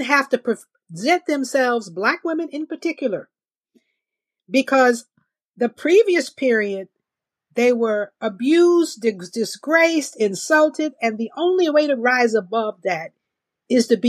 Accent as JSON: {"language": "English", "town": "Augusta", "region": "Georgia", "country": "United States", "tie": "born or raised there", "also_born_or_lived": "Mississippi", "moved": "yes", "said": "I'm born and raised in Georgia."}